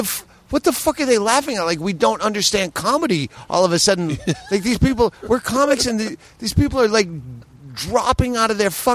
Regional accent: Worcester, Massachusetts, United States; moved away as an adult; also born or lived in Las Vegas / Phoenix; now in Los Angeles, United States; I left Massachusetts. I was never a Boston guy. I grew up in Worcester, and I left as soon as I was old enough to leave. I started in Vegas, moved to Phoenix, and then I just lived out of my car.

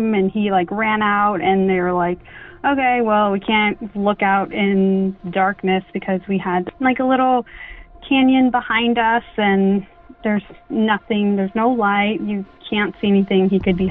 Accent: Arizona, United States; I'm from Arizona on the Navajo Reservation, and we grew up listening and hearing the stories

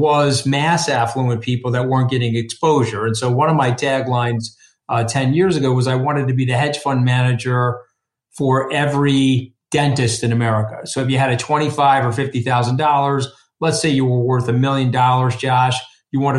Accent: Port Washington, New York, United States; I grew up out here on Long Island

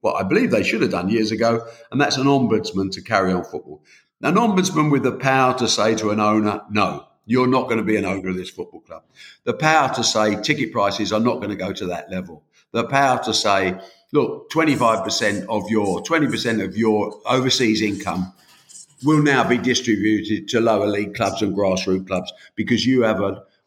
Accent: United Kingdom; We are from the United Kingdom

